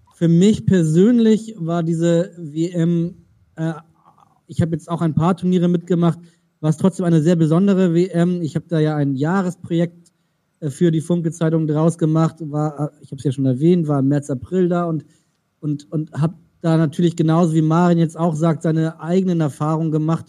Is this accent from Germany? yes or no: yes; Germany; als Deutsche